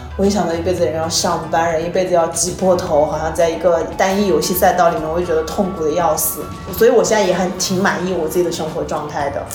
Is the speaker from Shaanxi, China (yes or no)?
no; Xiamen, Fujian, China; moved away as an adult; also born or lived in Bangkok / Chiang Mai / Bali; 我是厦门人